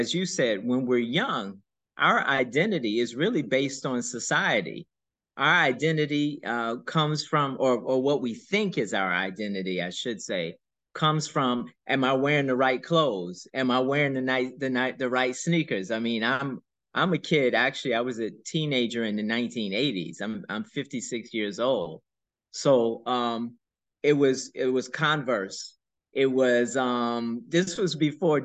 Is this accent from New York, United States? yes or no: yes; New York City, New York, United States; I grew up in Brooklyn, in a neighborhood called the Do or Die Bed-Stuy